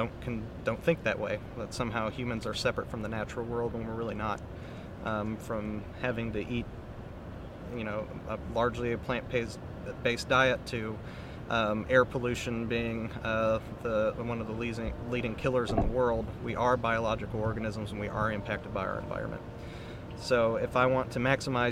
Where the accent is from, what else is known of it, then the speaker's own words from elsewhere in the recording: Michigan, United States; I grew up in Michigan